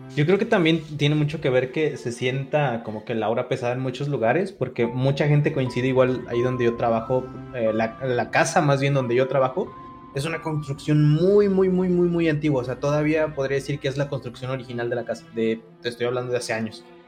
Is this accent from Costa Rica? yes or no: no; Izúcar de Matamoros, Puebla, Mexico; yo soy de Zúcar